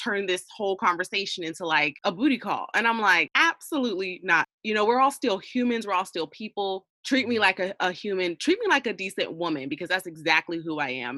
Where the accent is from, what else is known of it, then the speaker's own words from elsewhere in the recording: Georgia, United States; moved away as an adult; I wasn't born here, but I was raised here, but I've been gone for the last like seven years." And now I'm back